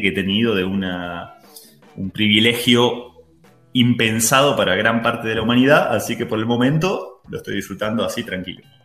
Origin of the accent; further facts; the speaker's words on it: Argentina; moved away; ser argentino es un plus